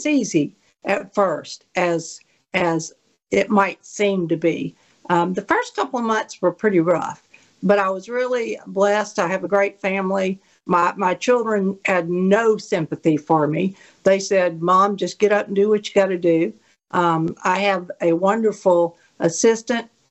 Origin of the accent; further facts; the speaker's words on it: Biloxi, Mississippi, United States; also born or lived in Louisville, Mississippi; we shortly thereafter moved to Biloxi, and so I grew up in Biloxi and went to Biloxi Public Schools and graduated from there